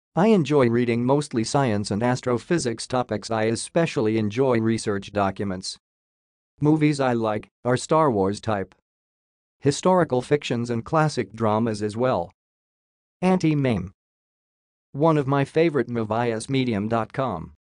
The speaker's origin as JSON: {"language": "English", "region": "Missouri", "country": "United States", "tie": "born or raised there", "also_born_or_lived": "San Antonio, Texas / Tampa, Florida", "moved": "as an adult", "said": "moved back to my hometown in Missouri to care for my grandmother"}